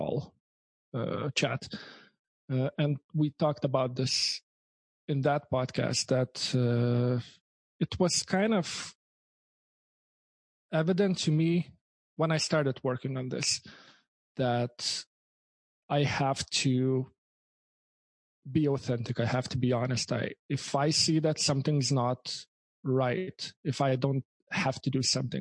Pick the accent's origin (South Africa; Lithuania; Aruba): Lithuania; first language Lithuanian; English is a second language; moved away as an adult; also born or lived in Canada; I'm from Lithuania. You can hear the accent, but I'm from Lithuania.